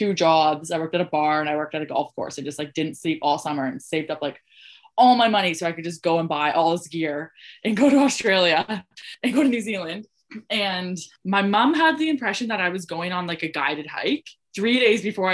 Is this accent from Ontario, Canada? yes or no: yes; Ontario, Canada; moved away; I'm from Ontario